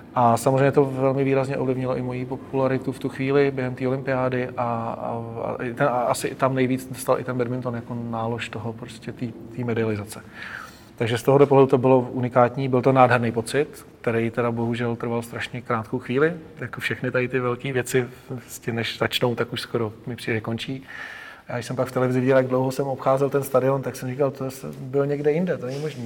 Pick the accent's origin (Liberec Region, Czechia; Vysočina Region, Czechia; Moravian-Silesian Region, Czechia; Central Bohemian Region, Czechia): Central Bohemian Region, Czechia; Hořovice; já jsem z Hořovic a to máme podbrdský noviny